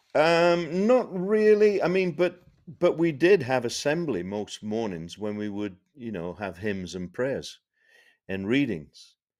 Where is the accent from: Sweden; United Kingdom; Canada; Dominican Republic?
United Kingdom; Sheffield, Yorkshire and the Humber; I grew up in Sheffield in the north of England